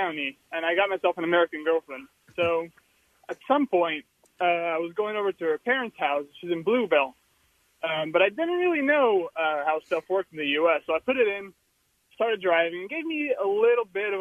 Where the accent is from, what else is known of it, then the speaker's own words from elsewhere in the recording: Portugal; moved away as an adult; now in United States; I'm from Portugal.